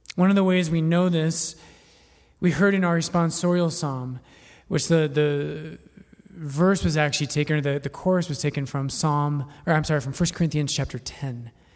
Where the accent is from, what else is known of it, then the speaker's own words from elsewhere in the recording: Littleton, Colorado, United States; also born or lived in Boulder; I'm not from Boulder, I'm from Littleton, but I did go to school in Boulder